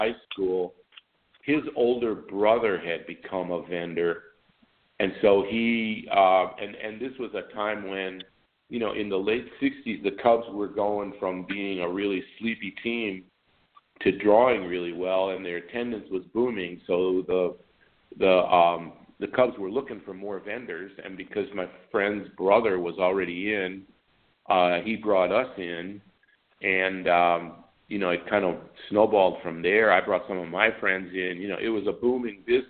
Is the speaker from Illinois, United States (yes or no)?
yes; Deerfield, Illinois, United States; also born or lived in Wisconsin / Albuquerque; I grew up in Deerfield, the north suburb of Chicago